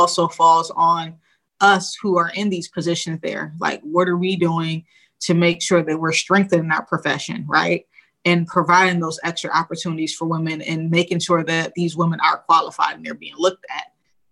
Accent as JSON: {"language": "English", "town": "Rochester", "region": "New York", "country": "United States", "tie": "born or raised there", "said": "So I'm West Side till I die for, you know, for Rochester. But, you know, that's where I grew up"}